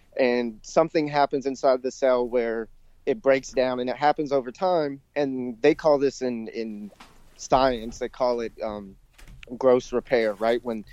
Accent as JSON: {"language": "English", "region": "Georgia", "country": "United States", "tie": "born or raised there", "said": "I grew up in Georgia"}